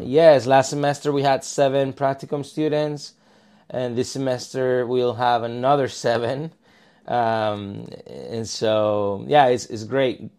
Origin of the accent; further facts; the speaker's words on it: Malaga, Andalusia, Spain; moved away as an adult; also born or lived in Palma de Mallorca, Spain; now in Katy, United States; I'm originally from Spain. Uh, I grew up in Malaga, which is southern Spain. I was born in Palma